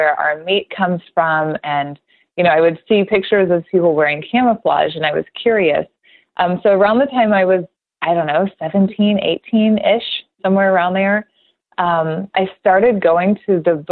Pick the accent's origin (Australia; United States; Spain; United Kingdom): United States; Oklahoma; I grew up in Oklahoma, and I was the youngest in the family